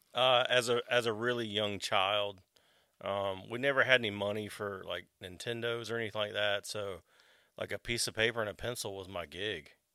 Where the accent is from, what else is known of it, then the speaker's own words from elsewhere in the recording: Wake Forest, North Carolina, United States; also born or lived in Morehead City, Carteret County, North Carolina / Raleigh, North Carolina; I pretty much grew up in Wake Forest.